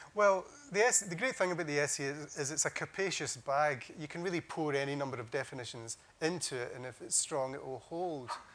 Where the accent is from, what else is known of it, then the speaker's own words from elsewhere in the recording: Scotland, United Kingdom; growing up in Scotland at school